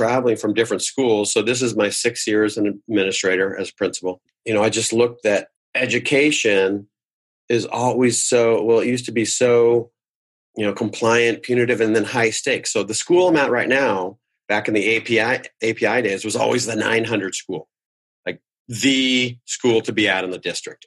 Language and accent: English; Davis, California, United States; I'm from Northern California, grew up in a real small college town, UC Davis, Davis, California.